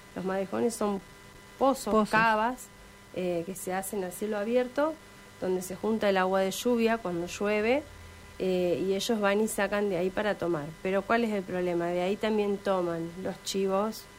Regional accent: San Cristóbal, Santa Fe, Argentina; nosotros somos de San Cristóbal, eh, una ciudad del interior de la provincia

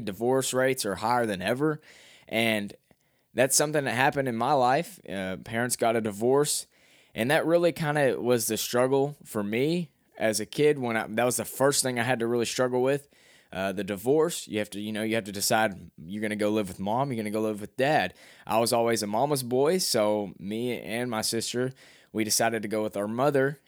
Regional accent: Cabot, Arkansas, United States; I'm from Cabot, Arkansas, Calbutt, Arkansas

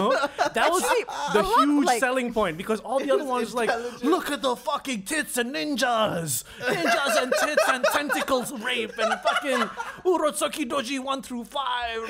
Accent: England, United Kingdom; moved away; I was growing up in England

